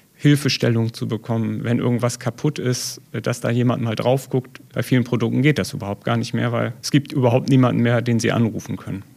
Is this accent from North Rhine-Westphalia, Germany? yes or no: no; Elmshorn, Schleswig-Holstein, Germany; now in Detmold, Germany; Ich komme ja ursprünglich aus Schleswig-Holstein, also ähm, im Zorn bei Hamburg